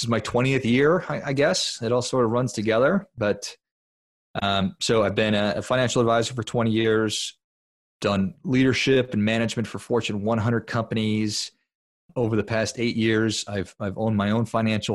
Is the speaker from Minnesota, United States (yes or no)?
yes; Duluth, Minnesota, United States; I'm from Duluth, Minnesota, which if people aren't familiar with that, it's up there in northern Minnesota. It's a beautiful little town, super cold. And I grew up playing hockey